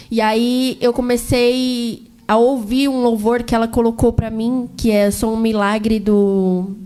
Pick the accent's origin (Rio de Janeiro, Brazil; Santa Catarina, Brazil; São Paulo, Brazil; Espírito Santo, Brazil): São Paulo, Brazil; Jacareí; also born or lived in Santa Isabel; Eu sou de Jacareí, certo. né? Mas eu morava lá para Santa Isabel.